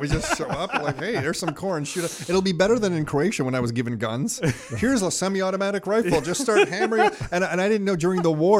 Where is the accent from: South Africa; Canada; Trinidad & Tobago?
Canada; I'm a Canadian kid